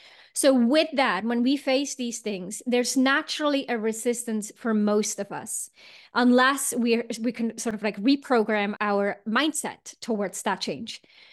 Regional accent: Switzerland; I grew up in Switzerland and we would always hike and make a fire and put some sausage on top or whatever we would do.

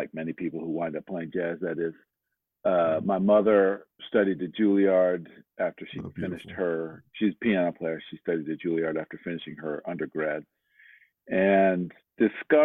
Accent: D.C., Maryland suburbs of Washington, United States; I did a lot of growing up outside of Washington, D.C. in the Maryland suburbs

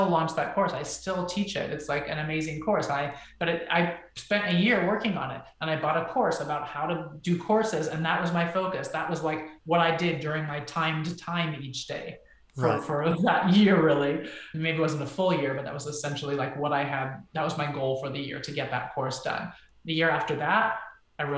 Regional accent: United States; also born or lived in Israel; I'm from the United States

